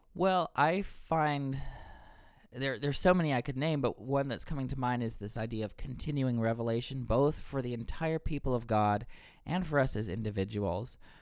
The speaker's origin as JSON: {"language": "English", "region": "Texas", "country": "United States", "moved": "as an adult", "lives_now": "Boston, United States", "said": "I'm from Texas. I moved here to Boston a number of years ago."}